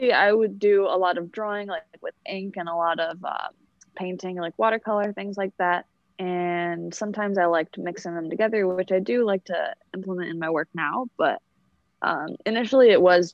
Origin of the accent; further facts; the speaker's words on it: Detroit, Michigan, United States; I'm from Detroit, Michigan, and I go to school here in Detroit